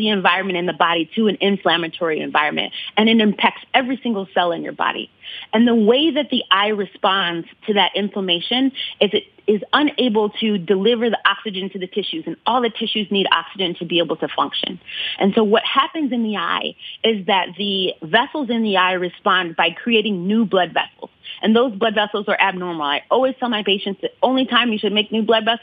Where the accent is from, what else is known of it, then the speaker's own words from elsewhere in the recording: Ann Arbor, Michigan, United States; I grew up in Ann Arbor